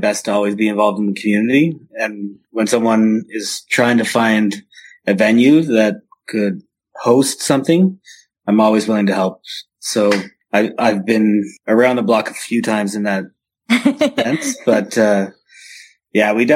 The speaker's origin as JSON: {"language": "English", "region": "Prince Edward Island", "country": "Canada", "tie": "born or raised there", "moved": "yes", "lives_now": "Ottawa, Canada", "said": "I grew up in Prince Edward Island in a small little town"}